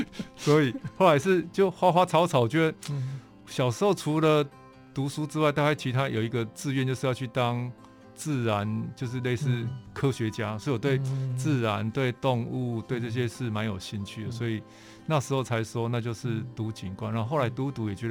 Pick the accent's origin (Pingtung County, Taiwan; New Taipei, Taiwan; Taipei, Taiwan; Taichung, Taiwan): Pingtung County, Taiwan; also born or lived in Tainan; 在屏东跟台南的生活经验。基本上，我觉得我的台语是在台南学的，嗯、然后小时候在屏东就是沙蛇溪